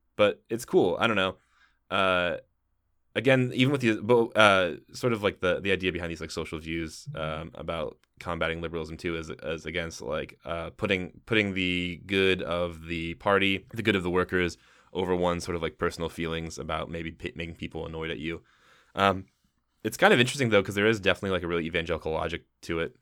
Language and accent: English; Midwest, United States; we are from the Midwest